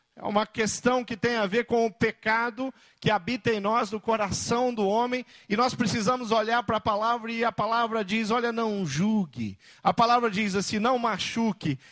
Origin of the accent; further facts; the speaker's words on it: Brazil; como brasileiro olhando